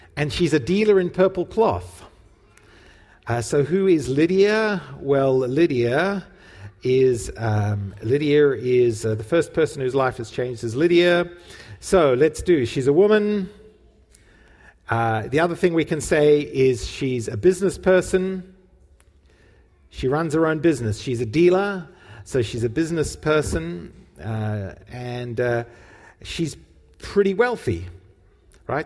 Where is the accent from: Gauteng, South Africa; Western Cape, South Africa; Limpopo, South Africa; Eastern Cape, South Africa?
Western Cape, South Africa; Cape Town; We went to the same youth group where we were growing up in Cape Town